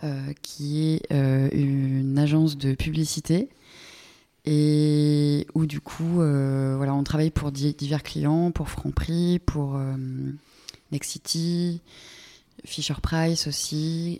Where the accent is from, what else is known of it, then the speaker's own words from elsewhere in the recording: Normandy, France; moved away; je suis pas née en Normandie, mais je viens de Normandie. Il se trouve qu'il pleut beaucoup en Normandie